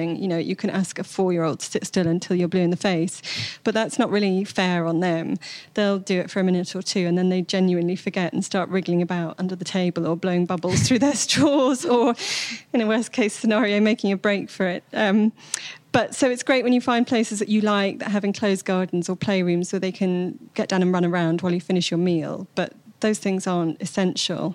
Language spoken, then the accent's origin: English; Bath, South West England, United Kingdom; my hometown of Bath